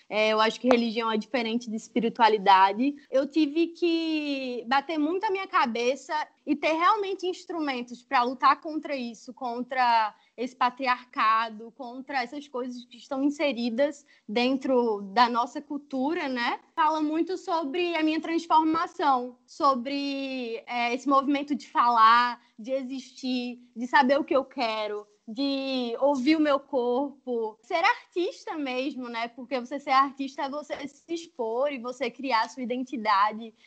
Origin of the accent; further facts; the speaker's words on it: Arapiraca, Alagoas, Brazil; moved away as an adult; now in Rio de Janeiro, Brazil; eu sou alagoana, nasci em Arapiraca, Estou no Rio há seis anos